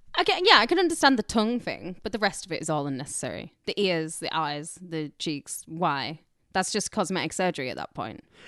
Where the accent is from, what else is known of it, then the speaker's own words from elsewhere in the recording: Carlisle, North West England, United Kingdom; moved away as an adult; now in Los Angeles, United States; I'm from Carlisle